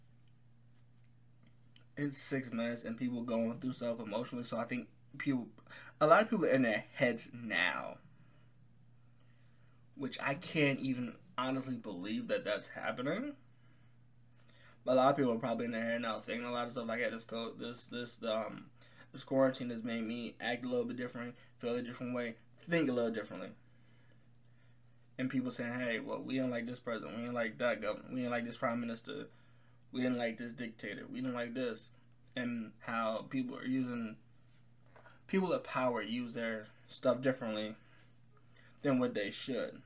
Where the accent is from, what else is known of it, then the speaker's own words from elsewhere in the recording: United States; I am not British. I'm American